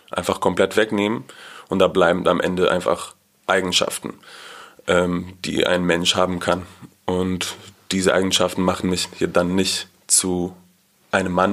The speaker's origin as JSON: {"language": "German", "town": "Haifa", "region": "Haifa District", "country": "Israel", "said": "Ich komme aus Israel, aus Haifa und ich bin in einer schon sehr liberalen Familie aufgewachsen, auch eher linkspolitisch"}